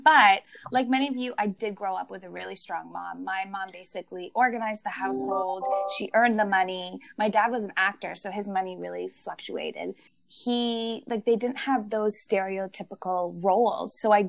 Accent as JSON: {"language": "English", "town": "Toronto", "region": "Ontario", "country": "Canada", "tie": "born or raised there", "also_born_or_lived": "Belleville, Canada", "said": "I grew up in Toronto. In my area, I went to pretty much like an all-white school."}